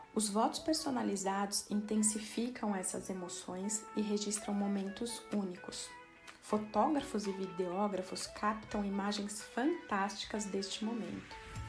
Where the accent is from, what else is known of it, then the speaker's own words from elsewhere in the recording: Brazil; moved away as an adult; now in Portugal; Sou brasileira, residente em Portugal há um ano e meio